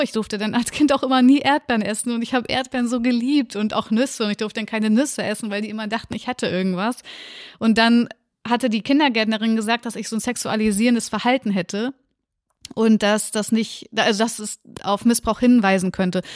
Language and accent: German; Lübeck, Schleswig-Holstein, Germany; also born or lived in Reinfeld; ich bin in Lübeck groß geworden, da bin ich auch geboren und habe die ersten zwei Jahre meines Lebens gelebt.